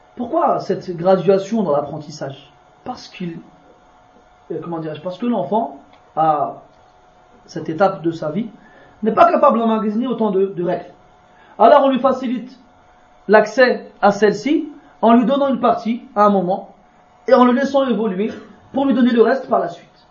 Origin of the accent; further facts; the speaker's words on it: France; je suis né en France, qui est grandi en France, qui parle le français tous les jours.